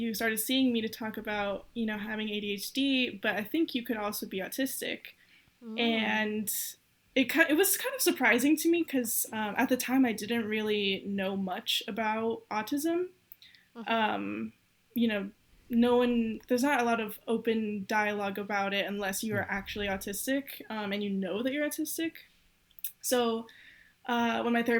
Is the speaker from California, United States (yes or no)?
yes; Southern California, United States; moved away as an adult; now in Miami, United States; I grew up in California, Southern California, kind of in a really small city that no one knows